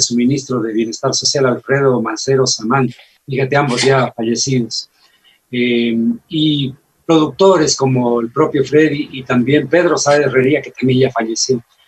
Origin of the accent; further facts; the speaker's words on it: Loja, Ecuador; lo que los lojanos sentimos